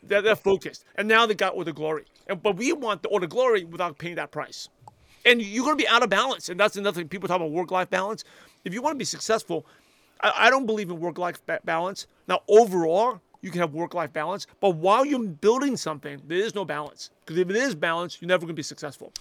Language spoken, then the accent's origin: English; New York City, New York, United States; English is a second language; I'm a shy, quiet Asian kid that grew up in Brooklyn, New York